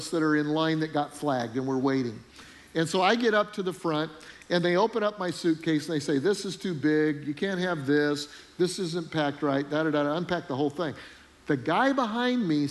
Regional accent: Charleston, South Carolina, United States; I'm from Charleston, South Carolina

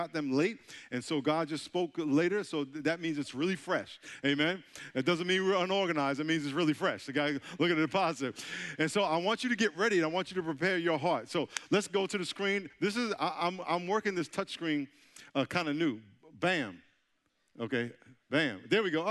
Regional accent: New York, United States; moved away as an adult; now in San Diego, United States; I'm from New York, so this is like my second time in South Carolina, and I'm getting accustomed to your accent, because I know I have an accent, right? I'm from New York. I live in San Diego now

